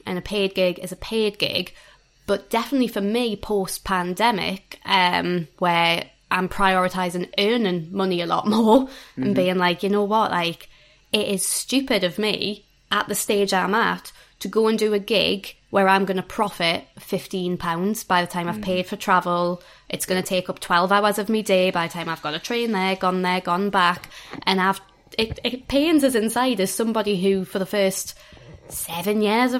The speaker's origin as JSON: {"language": "English", "town": "Newcastle upon Tyne", "region": "North East England", "country": "United Kingdom", "said": "I am from Newcastle."}